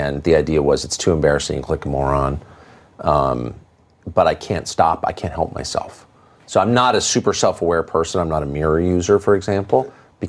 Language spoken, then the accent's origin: English; Los Angeles, California, United States; moved away; also born or lived in La Jolla, California / Georgetown, Washington, D.C.; I grew up here in Southern California, and we lived in Studio City